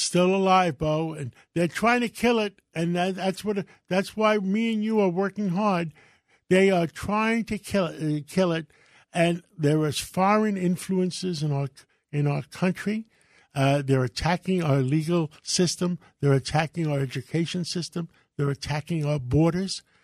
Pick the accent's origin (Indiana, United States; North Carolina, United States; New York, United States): New York, United States; also born or lived in Greece; I was born in Greece. Uh, my father was a lighthouse keeper. Uh, we, his brothers helped, helped him come to America. I was six months old. We lived on one hundred thirty-fifth Street, uh, right in, uh, Spanish Harlem